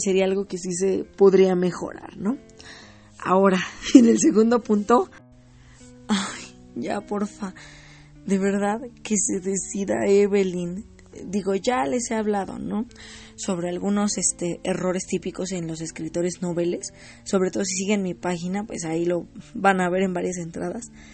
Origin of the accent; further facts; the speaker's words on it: Mexico; yo soy de aquí de México